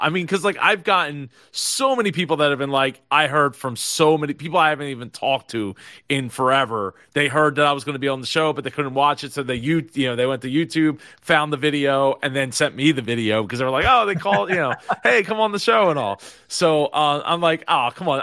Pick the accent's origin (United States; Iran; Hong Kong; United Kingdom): United States; New Jersey; I'm in South Jersey. Bo-, born and raised in South Jersey